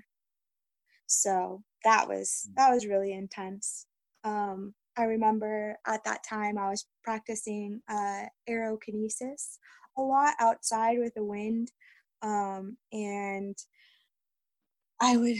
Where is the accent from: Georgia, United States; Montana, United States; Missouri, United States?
Montana, United States; Yellowstone area; I'm actually from around the Yellowstone area, or the, I guess I can tell you the state I'm in. I'm in Montana